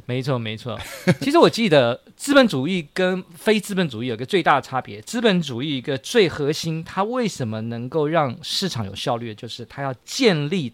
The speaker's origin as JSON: {"language": "Chinese", "country": "Taiwan", "said": "我们台湾人"}